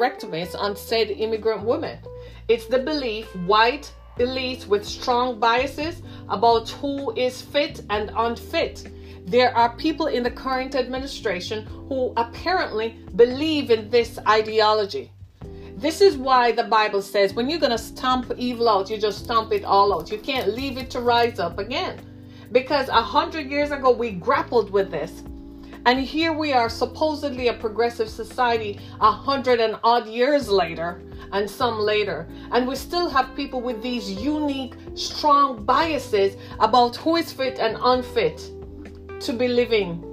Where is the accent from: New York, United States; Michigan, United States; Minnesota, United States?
Michigan, United States; my home state of Michigan